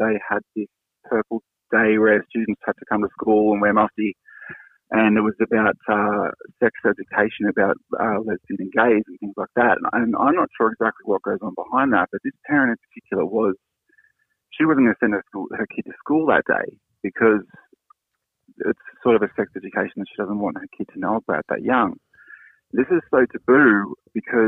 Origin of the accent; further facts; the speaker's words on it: Sydney, New South Wales, Australia; moved away as an adult; also born or lived in Europe / east coast of Australia; But I grew up down south in Sydney, in Cronulla